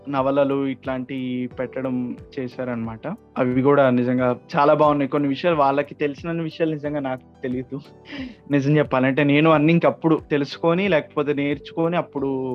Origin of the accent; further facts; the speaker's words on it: Medarametla, Andhra Pradesh, India; first language Telugu; also born or lived in Chennai; మాది ప్రకాశం జిల్లాలో ఒంగోలు పక్కన మేదర్మెట్ల అండి నేను చదువుకున్నది మొత్తం ఇక్కడే